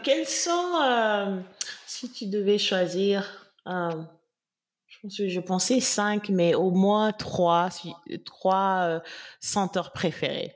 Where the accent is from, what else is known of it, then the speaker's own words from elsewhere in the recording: Senegal; en tant que Sénégalaise